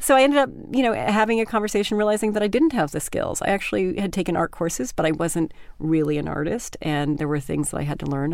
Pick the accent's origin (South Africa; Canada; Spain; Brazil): Canada; moved away; also born or lived in Vermont; I grew up in Canada